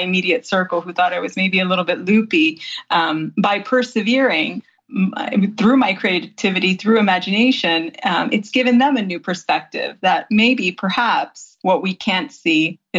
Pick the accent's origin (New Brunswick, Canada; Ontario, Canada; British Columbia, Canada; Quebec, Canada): Ontario, Canada; Grimsby; moved away as an adult; now in Viterbo, Italy; I didn't grow up here. I grew up in Grimsby, Ontario, which is a very small town between Niagara Falls and Toronto